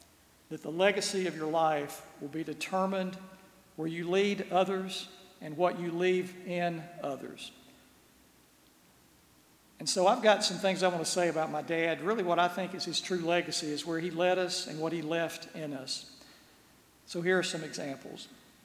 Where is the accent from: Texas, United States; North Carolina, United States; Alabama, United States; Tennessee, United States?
Alabama, United States; Birmingham; also born or lived in Gadsden, Alabama; growing up in Birmingham, our parents made sure we made time to visit our grandparents.